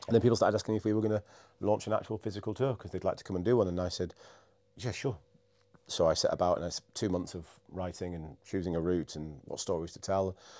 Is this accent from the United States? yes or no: no; Scarborough, Yorkshire and the Humber, United Kingdom; moved away as an adult; also born or lived in Edinburgh / London / Cardiff; now in York, United Kingdom; I grew up in Scarborough, which is a little coastal place not far from here.